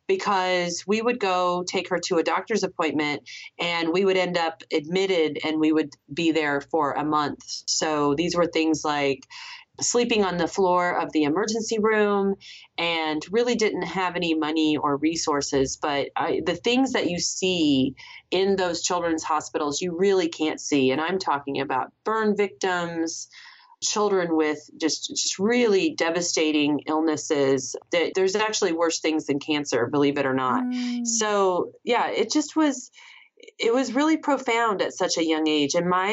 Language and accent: English; San Diego, California, United States; born there; And then I was living in California. I was born in San Diego.